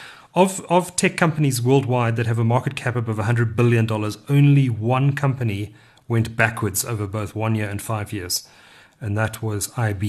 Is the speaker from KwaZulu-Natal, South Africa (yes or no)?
yes; Durban, KwaZulu-Natal, South Africa; I grew up in Durban